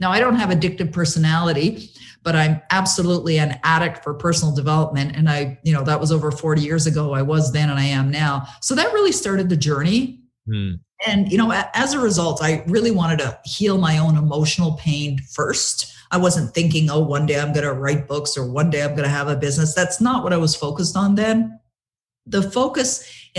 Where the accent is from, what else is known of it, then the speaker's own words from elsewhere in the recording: Toronto, Ontario, Canada; moved away as an adult; now in Ottawa, Canada; I was born and raised in Toronto, live in Ottawa now.